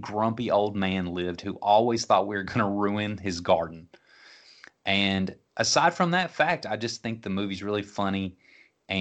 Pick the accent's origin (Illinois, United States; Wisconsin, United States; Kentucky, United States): Kentucky, United States; Franklin; growing up in Westview Heights, which is lower middle class neighborhood in Franklin, Kentucky